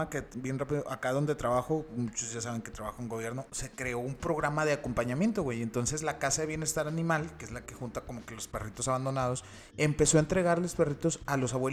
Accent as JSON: {"language": "Spanish", "country": "Mexico", "said": "somos mexicanos"}